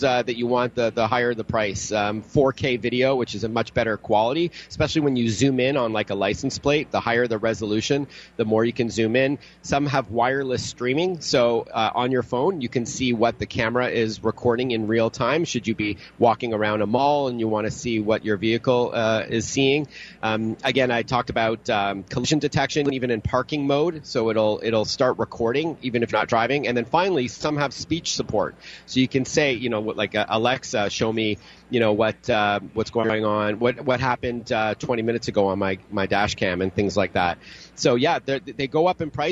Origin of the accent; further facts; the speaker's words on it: Toronto, Ontario, Canada; my hometown in Toronto